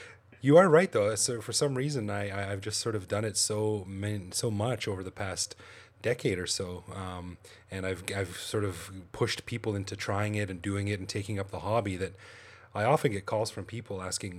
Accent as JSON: {"language": "English", "town": "Calgary", "region": "Alberta", "country": "Canada", "moved": "as an adult", "lives_now": "Thailand", "said": "Well, I'm from Canada, Calgary, Canada, actually, and I came over here in 2001. On a quick vacation, and I'm still here."}